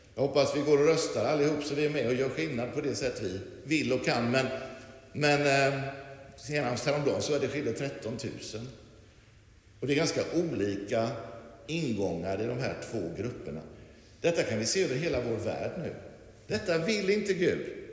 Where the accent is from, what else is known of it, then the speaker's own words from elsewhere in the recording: Lerum, Västra Götaland, Sweden; så växte jag upp att, eh, det som var liksom grejen, och det var ju här i Lerum som inte var alls så här stort då på den tiden